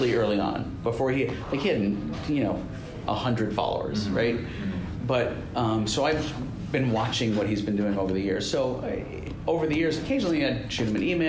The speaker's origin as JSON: {"language": "English", "region": "New York", "country": "United States", "tie": "born or raised there", "moved": "yes", "lives_now": "Phoenix, United States", "said": "When I was living in New York, when I was born and raised here, I was from Queens"}